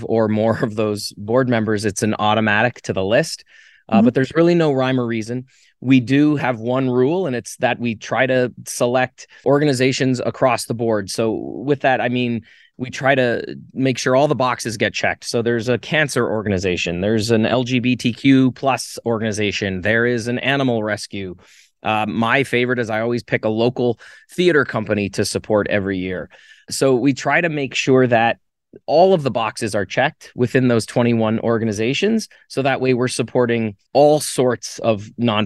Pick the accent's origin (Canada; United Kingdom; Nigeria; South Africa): Canada; now in Las Vegas, United States; I've been an American citizen longer than I actually lived in Canada. I left Canada